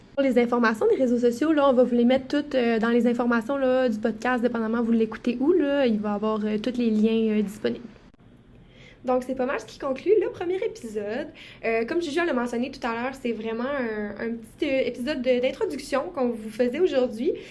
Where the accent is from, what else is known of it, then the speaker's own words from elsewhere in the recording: Quebec, Canada; je viens aussi de Saguenay-Lac-Saint-Jean